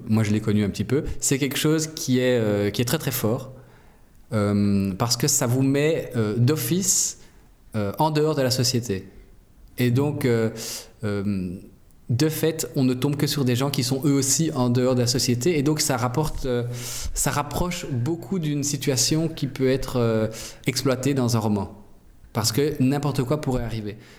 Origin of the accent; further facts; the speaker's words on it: Brussels, Brussels-Capital Region, Belgium; je viens de Bruxelles